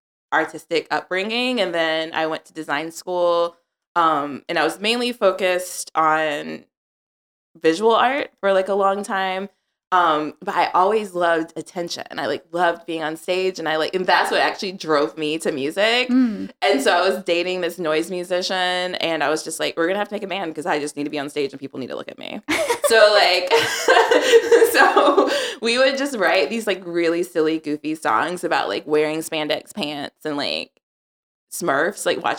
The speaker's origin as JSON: {"language": "English", "town": "Charlotte", "region": "North Carolina", "country": "United States", "tie": "born or raised there", "said": "In Charlotte, North Carolina."}